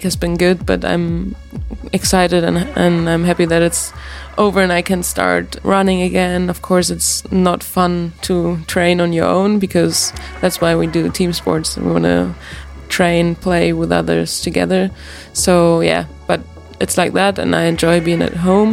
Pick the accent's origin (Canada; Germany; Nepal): Germany; moved away as an adult; also born or lived in Lyon, France; now in Manchester, United Kingdom; I'm from Germany.